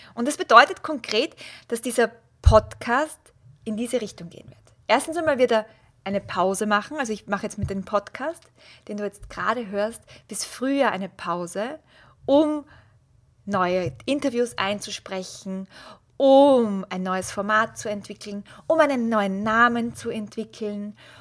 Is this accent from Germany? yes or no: no; Austria; als Österreicherin